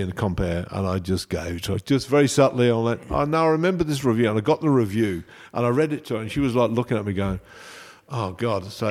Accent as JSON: {"language": "English", "town": "Coventry", "region": "West Midlands", "country": "United Kingdom", "said": "I'm from Coventry."}